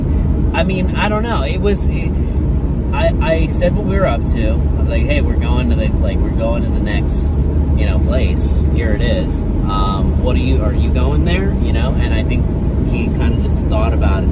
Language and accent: English; Philadelphia, Pennsylvania, United States; we're from Philly